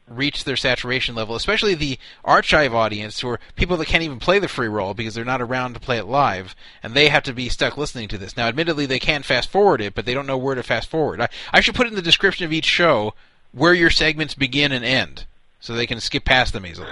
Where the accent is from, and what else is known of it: United States; also born or lived in Los Angeles